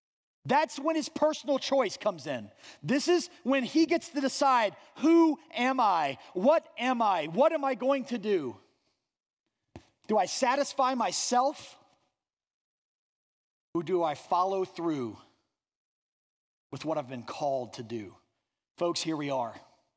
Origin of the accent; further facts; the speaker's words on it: Ireland; I'm a guy, right? I'm Irish. I have to act tough.